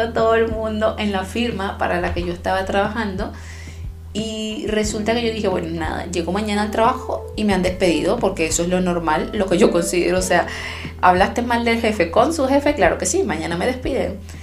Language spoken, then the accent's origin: Spanish; Venezuela; also born or lived in Chile; now in Germany; Yo soy venezolana y en mi propio país experimenté las mayores experiencias racistas eh, eh, que, tengo en mi, en mi haber, las experimenté en mi país, aunque era mi país, aunque yo nací ahí